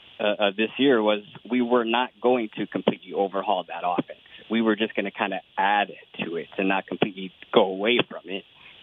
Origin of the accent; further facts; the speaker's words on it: California, United States; also born or lived in Dallas–Fort Worth, Texas; born and raised in California. Lived out there in the DFW for about 2.5 years before I moved back to San Francisco.